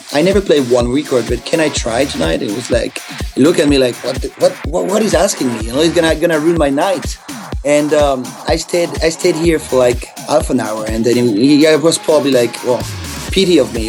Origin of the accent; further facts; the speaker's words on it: France; also born or lived in New York, United States; now in Los Angeles, United States; I'm from France